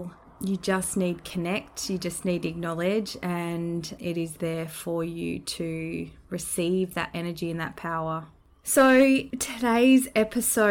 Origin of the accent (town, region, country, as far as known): Australia; born or raised there; also born or lived in New Zealand (ancestry)